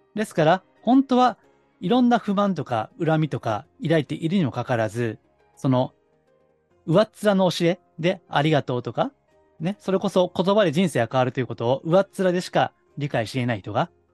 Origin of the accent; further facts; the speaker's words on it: Kansai, Japan; accent: Kansai dialect; 関西弁もね、もともと関西の出身ですから